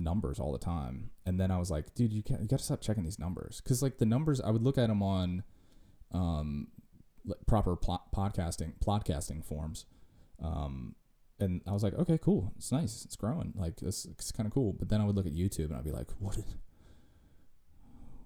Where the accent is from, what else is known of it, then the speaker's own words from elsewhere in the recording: Virginia, United States; we're hillbillies from Virginia